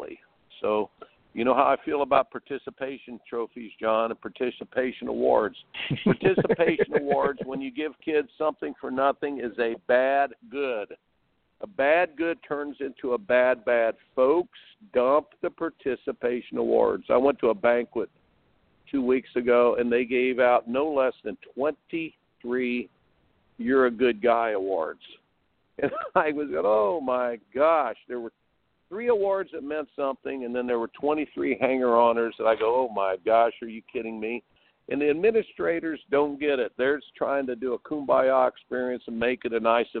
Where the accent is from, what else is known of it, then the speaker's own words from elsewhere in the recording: Indiana, United States; I grew up in Indiana